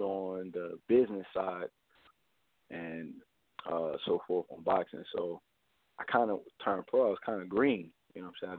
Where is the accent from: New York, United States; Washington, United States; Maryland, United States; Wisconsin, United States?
Maryland, United States; Baltimore; I'm from Baltimore, Maryland. Um, I grew up in Baltimore